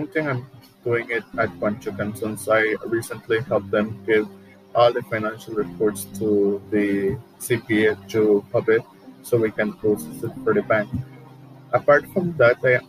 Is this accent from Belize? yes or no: yes; Orange Walk District, Belize; moved away as an adult; now in San Ignacio, Belize; I am originally from Orangewa. I am living here in San Ignacio for 6 years